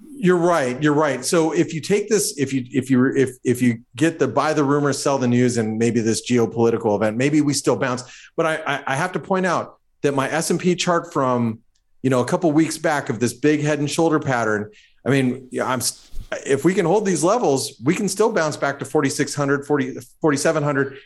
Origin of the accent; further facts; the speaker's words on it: United States; I'm speaking as an American